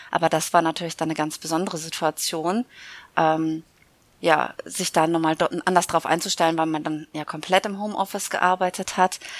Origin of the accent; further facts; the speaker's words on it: Münster, North Rhine-Westphalia, Germany; born there; now in Cologne, Germany; Genau, in Köln verortet, aber gebürtige Münsteranerin.